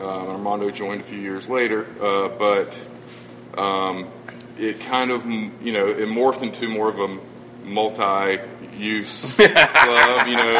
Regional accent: Savannah, Georgia, United States; Savannah, Georgia.

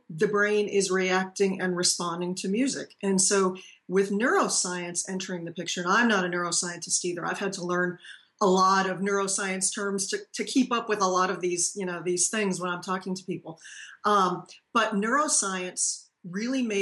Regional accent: Paxton, Massachusetts, United States; now in Tennessee, United States; I'm a native from Massachusetts, and so I've been down in Tennessee now since 1992.

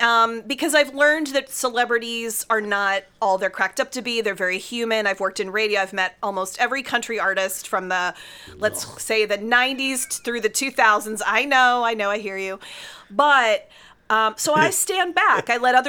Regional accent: Pittsburgh, Pennsylvania, United States; born or raised there; moved away

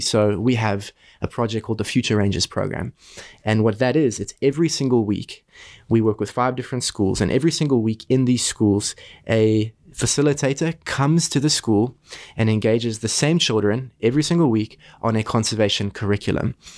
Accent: South Africa; moved away as an adult; also born or lived in Boston, United States; I'm from South Africa. As a kid, I grew up next to our iconic Kruger National Park.

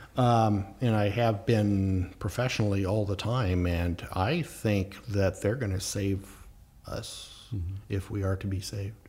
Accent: the Ozarks, Missouri, United States; now in Fairfield County, Connecticut, United States; I grew up down in the Ozarks

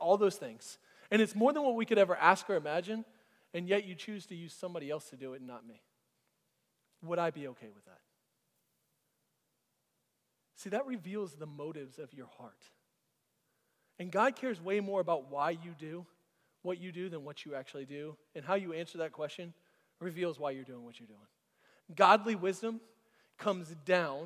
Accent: Florida, United States; now in Alpharetta, United States; I grew up under the poverty line in Florida

